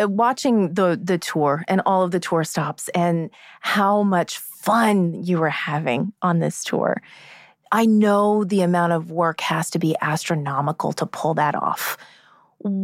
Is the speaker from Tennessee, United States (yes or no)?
no; Indiana, United States; I'm from Indiana.